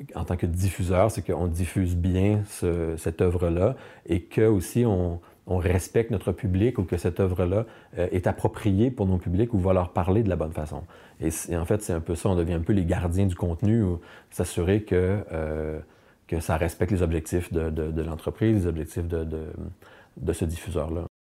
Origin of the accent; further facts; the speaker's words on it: Montreal, Quebec, Canada; Je viens de Montréal, Québec, Canada